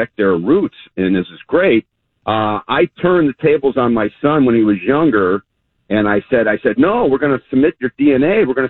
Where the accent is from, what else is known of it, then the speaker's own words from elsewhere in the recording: Chicago, Illinois, United States; I'm from Chicago